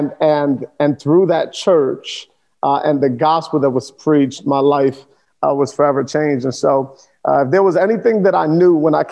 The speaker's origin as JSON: {"language": "English", "town": "New York City", "region": "New York", "country": "United States", "tie": "born or raised there", "moved": "yes", "lives_now": "South Florida, United States", "said": "born and raised in Sunset Park of Brooklyn, New York."}